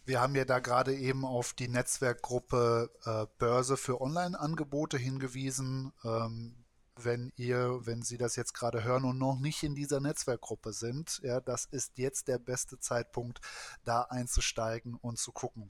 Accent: Kiel, Schleswig-Holstein, Germany; als Kieler

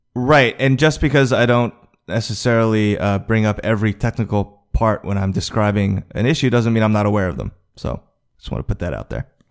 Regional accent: the New York area, United States; I grew up in the New York area

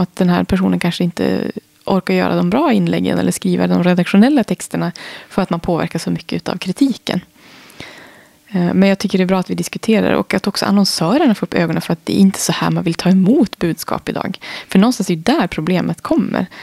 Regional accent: Holmsund, Västerbotten County, Sweden; moved away; also born or lived in Umeå; jag kommer från Norrland, jag är född i Umeå. Där har jag många smultronställen i Holmsund som jag är uppvuxen i, vid havet

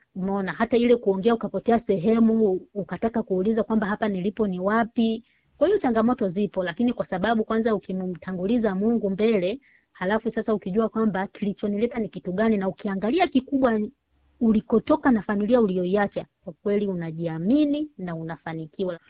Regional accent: Tanzania; moved away as an adult; kule nyumbani nyumbani kwetu Tanzania

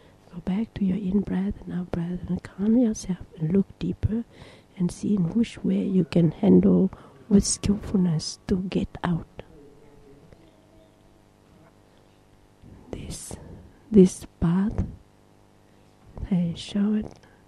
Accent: Thailand; I'm born in the Mapo trees family. I came from Thailand. I can sleep very well like I slept in Thailand.

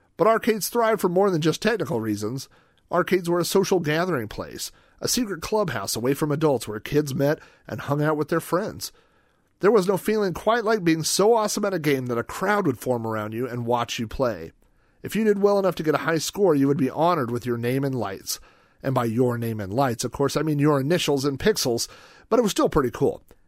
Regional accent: Yukon, Oklahoma, United States; my hometown of Yukon, Oklahoma, population twenty thousand

